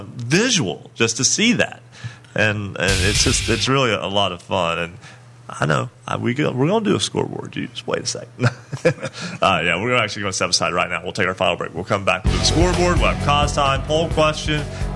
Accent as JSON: {"language": "English", "area": "Wayne County", "region": "West Virginia", "country": "United States", "tie": "born or raised there", "said": "And growing up in Wayne County"}